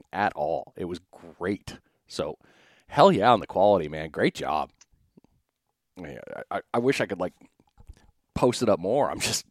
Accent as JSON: {"language": "English", "region": "New England", "country": "United States", "moved": "yes", "said": "I'm originally from New England"}